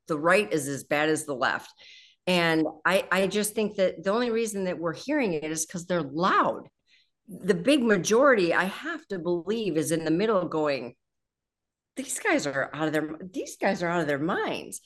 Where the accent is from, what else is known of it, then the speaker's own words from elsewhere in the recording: just outside of Detroit, Michigan, United States; I grew up just outside of Detroit